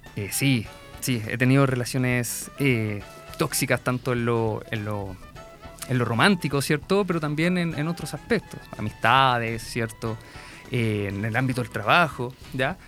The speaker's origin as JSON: {"language": "Spanish", "town": "Concón", "region": "Valparaíso", "country": "Chile", "said": "yo soy viñamarino y allá, bueno, más, concretamente soy de Concón"}